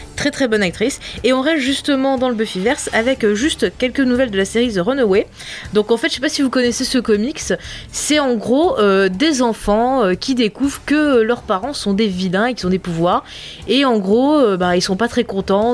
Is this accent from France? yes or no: yes; France; je suis française